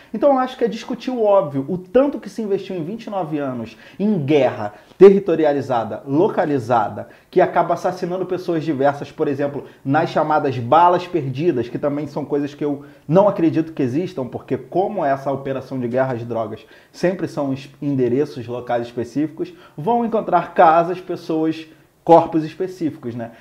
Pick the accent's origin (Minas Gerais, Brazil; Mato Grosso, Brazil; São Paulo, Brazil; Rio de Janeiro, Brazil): Rio de Janeiro, Brazil; eu nasci no Complexo do Alemão, né? sou cria